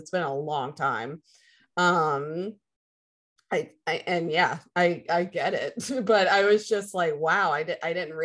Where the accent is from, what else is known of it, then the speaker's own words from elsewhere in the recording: the Bible Belt, United States; I grew up in the Bible Belt